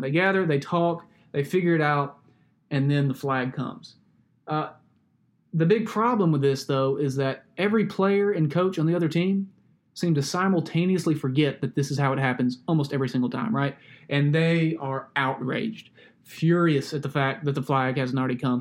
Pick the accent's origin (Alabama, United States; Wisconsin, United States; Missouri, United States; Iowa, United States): Alabama, United States; Growing up in Alabama